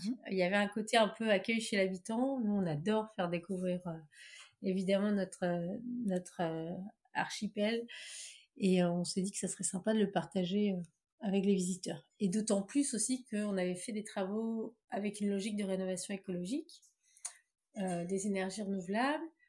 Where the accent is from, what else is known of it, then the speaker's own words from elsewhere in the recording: Plouguerneau, Brittany, France; moved away as an adult; also born or lived in Rennes / Paris; on est natifs de Pouillerneau, tous les deux